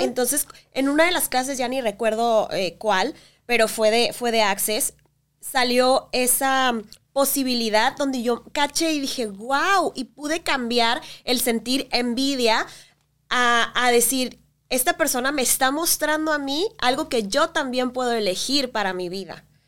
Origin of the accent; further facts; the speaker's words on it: Mexico; como mexicanos